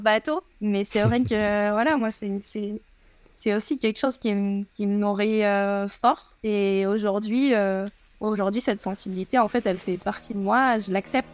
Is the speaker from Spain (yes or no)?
no; Guadeloupe; also born or lived in Marseille; je suis né à Marseille et quand j'avais 3 ans, euh, mon papa a eu une opportunité professionnelle en Guadeloupe